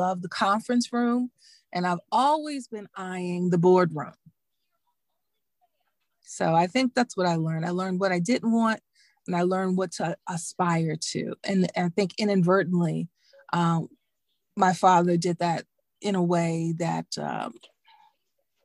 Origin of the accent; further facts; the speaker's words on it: Dallas, Texas, United States; moved away as an adult; also born or lived in Emory, Texas / Washington, D.C. / Virginia; I'm a girl from Dallas. I'm from Texas.